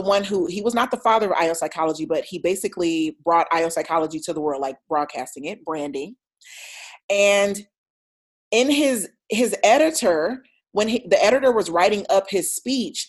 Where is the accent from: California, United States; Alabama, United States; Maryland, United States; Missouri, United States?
Alabama, United States; Troy; accent: twang; moved away as an adult; I'm from Alabama, Troy, Alabama. You may hear a twang in my voice, or maybe not